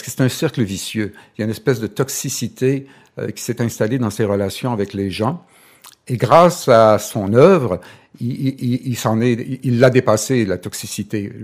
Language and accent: French; Chicoutimi, Quebec, Canada; je viens du Saguenay, je suis Coutimi